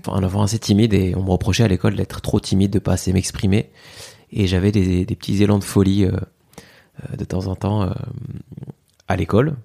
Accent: Fez, Fès-Meknès, Morocco; moved away; j'ai grandi au Maroc, à mhm. Fès

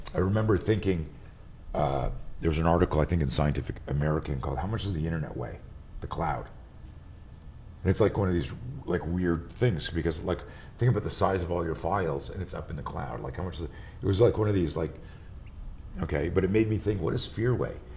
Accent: Montreal, Quebec, Canada; moved away; I grew up in Montreal. I live out here now

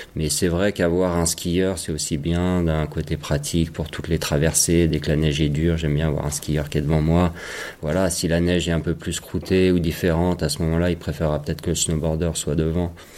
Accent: Chamonix, Auvergne-Rhône-Alpes, France; j'ai grandi juste à côté chez mes parents là.

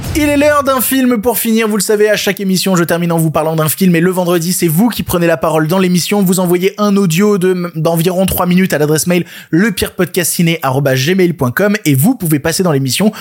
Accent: France; on est français

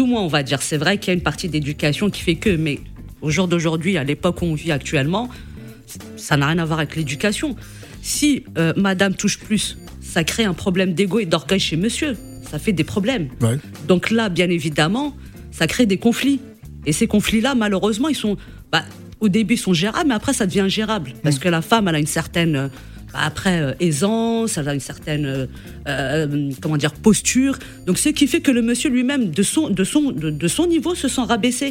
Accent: Morocco; je suis du Maroc

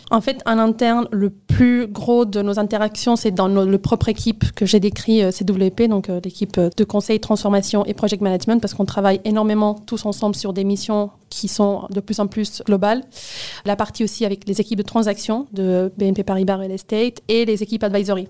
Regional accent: Barcelona, Catalonia, Spain; French is a second language; moved away as an adult; now in Paris, France; je viens de Barcelone, en Espagne

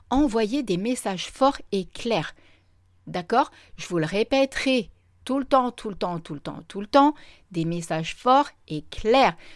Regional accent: Reims, Grand Est, France; also born or lived in La Ciotat; Donc vous voyez, à la base, je vivais à La Ciotat, mais à la base, je suis originaire de Reims. J'ai déjà pas mal baroudé.

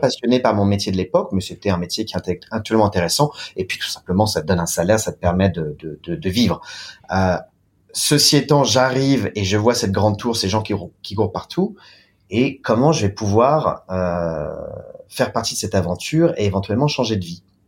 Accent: France; moved away as an adult; now in China; en tant que Français, en tant que Latin

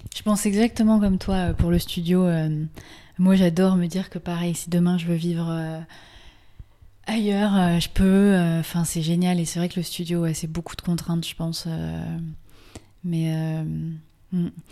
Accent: France; accent: French; avec mon super accent français

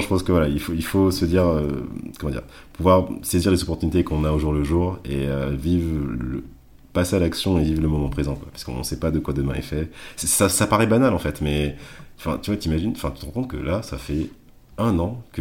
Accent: Martinique; chez nous, peut-être en tout, cas, en tout cas en Martinique

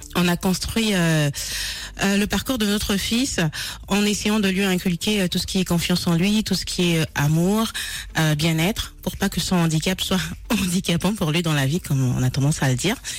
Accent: Gabon; now in France; je suis d'origine du Gabon et euh, j'ai euh, passé euh, une partie de, de, de, de, ma, de, ma, jeunesse

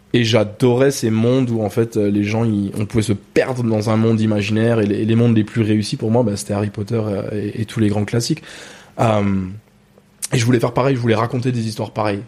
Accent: Ghana; French is a second language; moved away as an adult; now in France; très tôt. Euh, très tôt, on a déménagé au Ghana et j'ai grandi là-bas. J'ai passé presque 20

